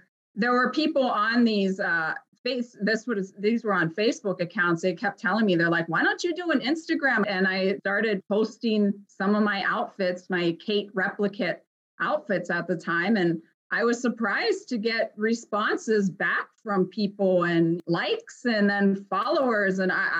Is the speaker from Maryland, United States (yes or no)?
no; Ohio, United States; moved away as an adult; also born or lived in Chicago, Illinois / southern Minnesota; now in Minnesota, United States; I'm originally from Ohio, and then I moved out to Chicago